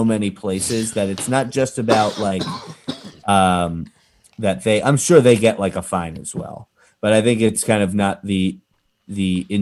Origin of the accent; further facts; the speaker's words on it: Massachusetts, United States; also born or lived in New York / Philadelphia, Pennsylvania; now in New Jersey, United States; I grew up in Massachusetts